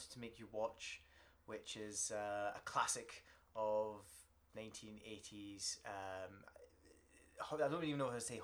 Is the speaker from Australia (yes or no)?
no; United Kingdom; being British